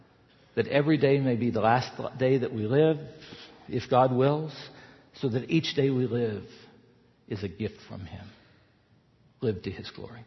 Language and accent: English; the South, United States; moved away; I grew up in the South.